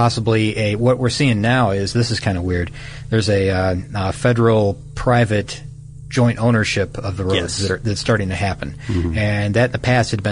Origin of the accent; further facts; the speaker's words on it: Midwest, United States; I'm a Midwesterner